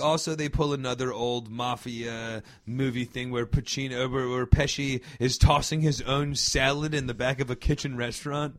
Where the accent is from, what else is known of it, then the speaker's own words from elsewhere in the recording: New Jersey, United States; growing up in Jersey